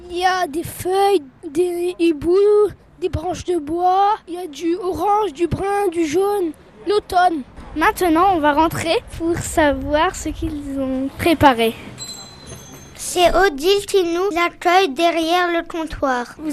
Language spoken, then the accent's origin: French; Réunion, France; Pourquoi aimes-tu les chansons réunionnaises Parce que je viens de l'île de la Réunion.